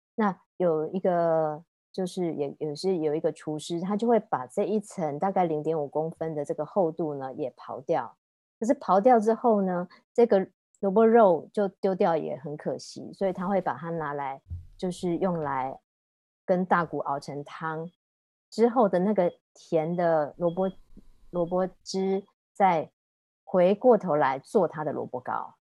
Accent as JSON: {"language": "Chinese", "country": "Taiwan", "said": "我们台湾人嘛，也算是比较含蓄的一个民族"}